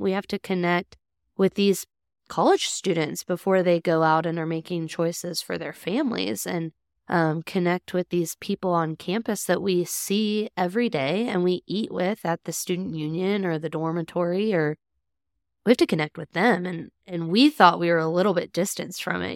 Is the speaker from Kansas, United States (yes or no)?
yes; Satanta, Kansas, United States; also born or lived in Johnson City, Kansas; grew up in a town called Satana in Haskell County, uh, the very southwestern corner of the state.